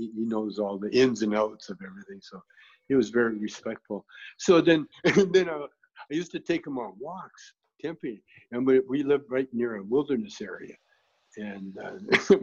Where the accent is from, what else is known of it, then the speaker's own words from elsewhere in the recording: Canada; I grew up in Canada, you know, kind of in the country